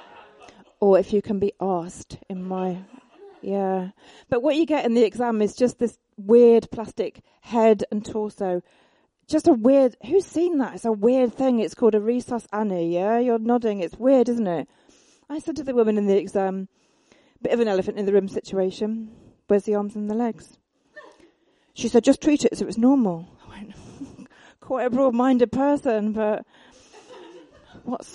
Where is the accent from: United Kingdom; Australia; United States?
United Kingdom; Egham, South East England; I come from Egham